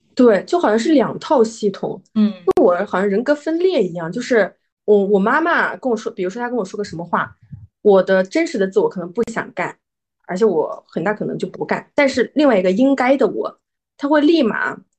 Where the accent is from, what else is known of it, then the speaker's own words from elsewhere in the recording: Hunan, China; moved away as an adult; 我是，我是湖南人嘛。然后我们湖南的那个教育非常地严厉